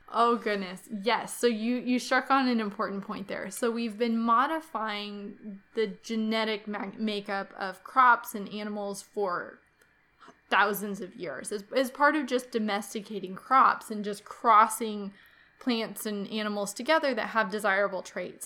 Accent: Kansas, United States; here in my home state of Kansas

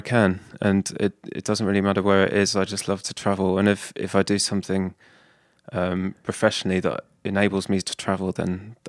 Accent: Hertfordshire, East of England, United Kingdom; moved away as an adult; now in London, United Kingdom; I'm from a place called Hertfordshire, which is a county just to the north of London.

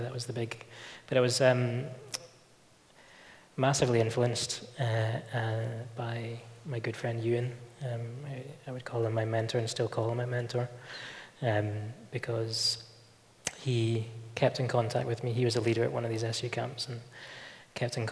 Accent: Newport-on-Tay, Scotland, United Kingdom; moved away as an adult; also born or lived in Glasgow; now in Belfast, United Kingdom; I come from a small place called Newport-on-Tay, which is in the northeast coast of Fife in Scotland. And I lived there my entire childhood

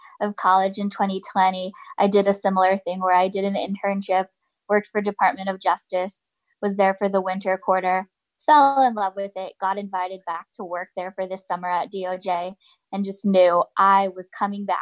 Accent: California, United States; moved away as an adult; now in Maryland, United States; I'm from California originally, but I've lived in the area for 5 years now. And I currently reside in Maryland

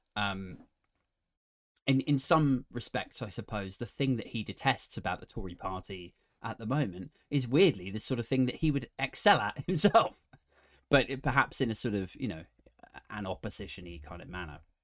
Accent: England, United Kingdom; I feel very proud to be British, more so than being English

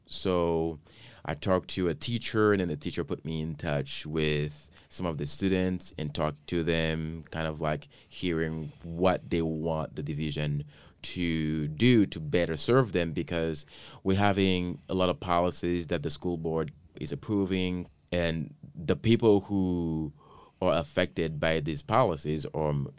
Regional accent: Haiti; moved away; I grew up in Haiti. It was a requirement for me to learn a different language

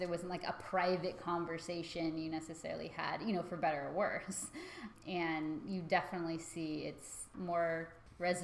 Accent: United States; both being American

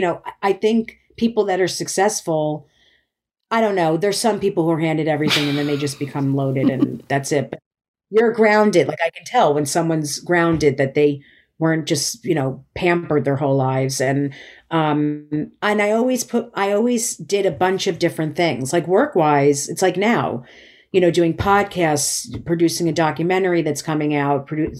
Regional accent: New Jersey, United States; even though she grew up in Maryland, I grew up in New Jersey.

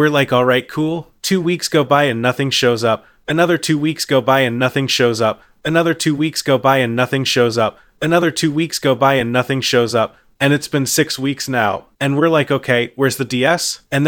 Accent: Midwest, United States; Well, I'm from the Midwest originally.

